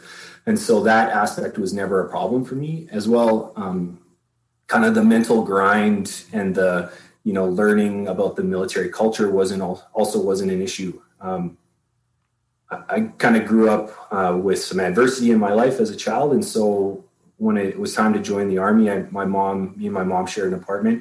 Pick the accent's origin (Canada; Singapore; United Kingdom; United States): Canada; I'm a Canadian citizen